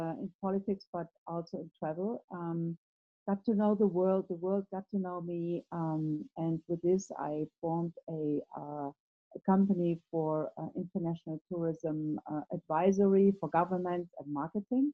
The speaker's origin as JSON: {"language": "English", "country": "Germany", "tie": "born or raised there", "said": "I was born in Germany in the 50s, and that was probably not the best time to grow up in a country like Germany."}